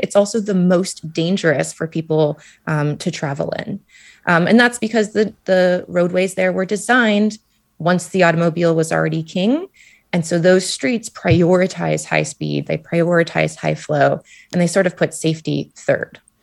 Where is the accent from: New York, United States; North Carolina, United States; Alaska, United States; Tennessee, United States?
Alaska, United States; Anchorage; moved away; I'm from Anchorage, Alaska, and I could see glaciers in my own backyard